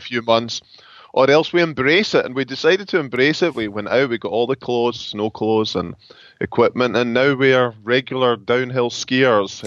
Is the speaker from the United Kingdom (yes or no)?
yes; Scotland, United Kingdom; moved away as an adult; now in Grand Rapids, United States; I am from Scotland